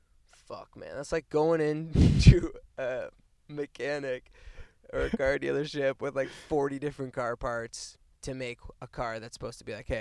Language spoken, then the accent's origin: English; Cornwall, Ontario, Canada; moved away; I'm like from Cornwall, Ontario.